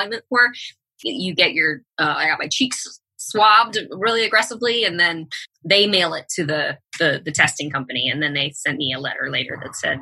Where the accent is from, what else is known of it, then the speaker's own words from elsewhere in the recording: Bay Area, Northern California, United States; now in Los Angeles, United States; I grew up in Northern California in the Bay Area